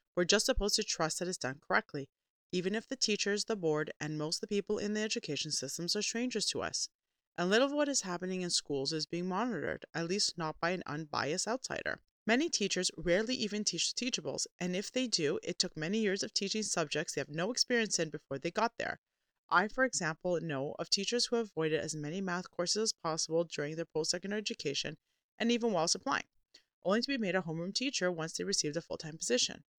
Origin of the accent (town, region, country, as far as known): Canada